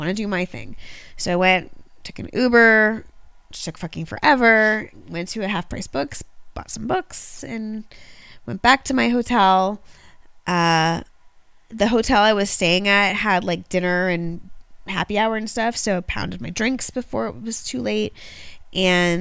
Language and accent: English; Orlando, Florida, United States; also born or lived in outside of Baltimore; now in Baltimore, United States; I grew up right outside of Orlando